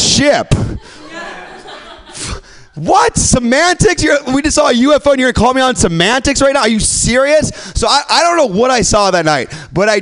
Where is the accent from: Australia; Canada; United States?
United States; Midwest; now in San Francisco, United States; I'm from the Midwest